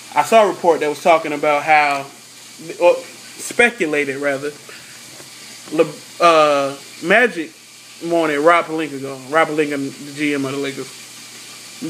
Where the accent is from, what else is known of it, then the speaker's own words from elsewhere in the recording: Virginia, United States; I'm from Virginia